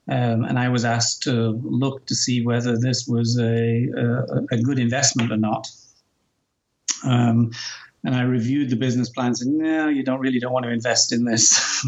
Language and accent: English; Newcastle, North East England, United Kingdom; accent: Geordie; Yes, I'm about as English as they come, but I guess those of you listening may detect a hint of an American accent now. My accent's probably in no man's land at this point.